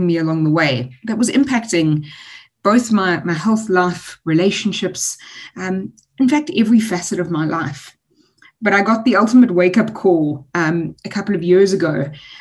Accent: Durban, KwaZulu-Natal, South Africa; I'm a Durbanite. I was born and raised in Durban, spent a lot of the time very chilled on the beach

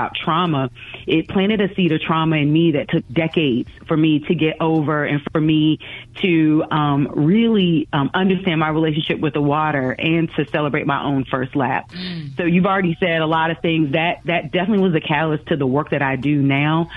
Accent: Virginia, United States; I grew up in Virginia, grew up near the ocean front.

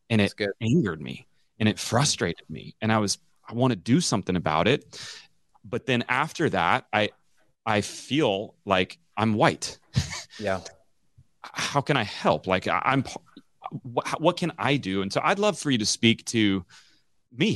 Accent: Omaha, Nebraska, United States; also born or lived in Memphis, Tennessee / Mount Dora, Florida; I moved to Omaha when I was 10

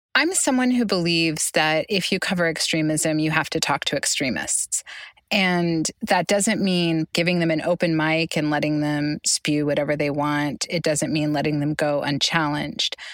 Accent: Oklahoma, United States; my home state, Oklahoma

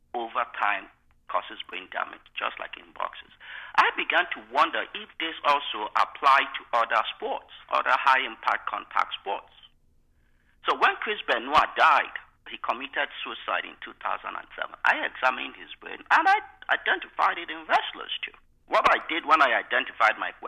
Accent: Nigeria; moved away as an adult; now in United States; I was born in Nigeria, grew up in Nigeria. I came here October 24, 1994. I was 26 years old.

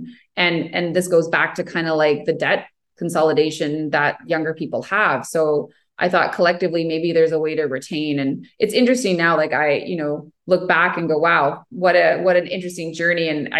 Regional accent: Ottawa, Ontario, Canada; And we can't get to the debate competition in Toronto and we're from Ottawa.

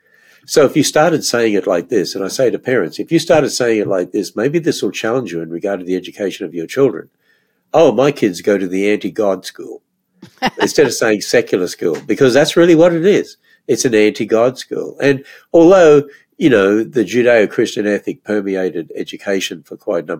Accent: Australia; moved away as an adult; now in United States; when I grew up in Australia

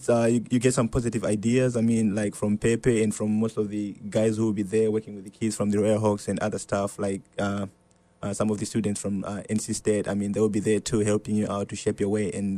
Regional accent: Zimbabwe; moved away; Originally, I'm from Africa, from a country called Zimbabwe.

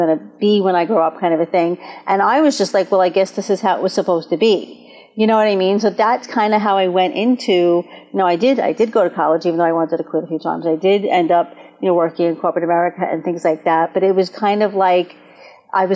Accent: Brooklyn, New York, United States; I come from Brooklyn and I grew up in a Jewish home.

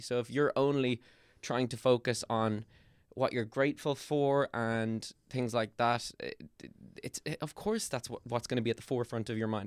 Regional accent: Ireland; We're not English, man. We're Irish

